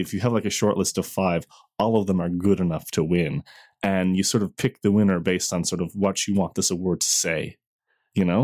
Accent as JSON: {"language": "English", "region": "Newfoundland and Labrador", "country": "Canada", "tie": "born or raised there", "said": "I grew up in Newfoundland."}